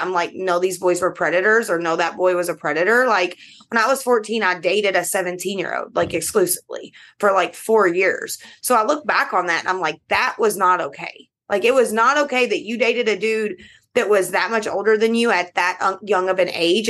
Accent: Kentucky, United States; I am from Kentucky, and you know, all the bourbon in the world is made here

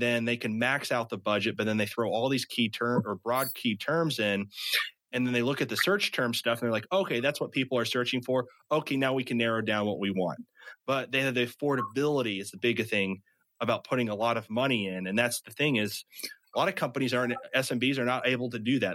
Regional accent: Midwest, United States; I'm from the Midwest

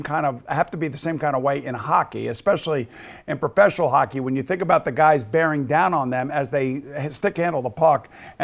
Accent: Long Island, New York, United States; I am from Long Island.

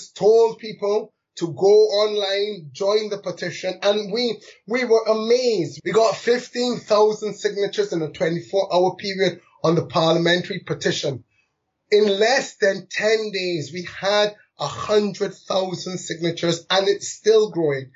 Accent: London, United Kingdom; I was born in London to migrant parents, one from Barbados, one from India.

